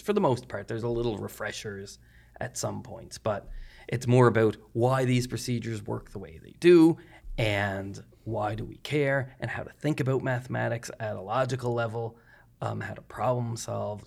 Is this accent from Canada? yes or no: yes; Glace Bay, Nova Scotia, Canada; moved away as an adult; also born or lived in Halifax, Canada / Christchurch, New Zealand; I'm originally from Glades Bay